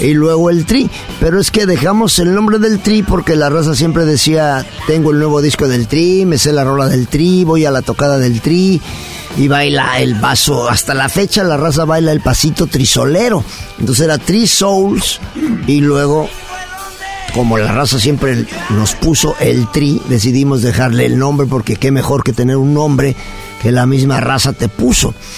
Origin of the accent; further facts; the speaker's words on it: Mexico City, Mexico; also born or lived in Puebla; me fui con mi mamá a vivir con mis abuelitos a Chilangolandia